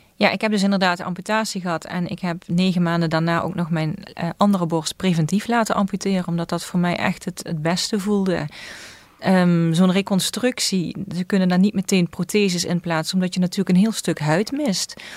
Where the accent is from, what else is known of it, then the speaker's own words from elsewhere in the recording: Susteren, Limburg, Netherlands; ik kom uit Zusteren